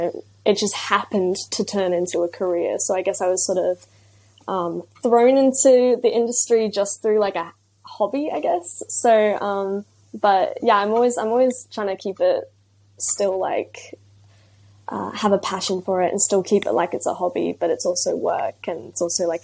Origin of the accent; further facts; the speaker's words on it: Brisbane, Queensland, Australia; I'm 17 years old and I'm from Brisbane, Australia.